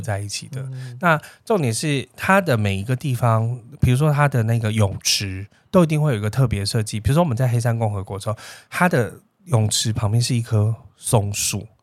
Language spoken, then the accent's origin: Chinese; Taiwan; 通常你知道我们台湾人就对汉堡这件事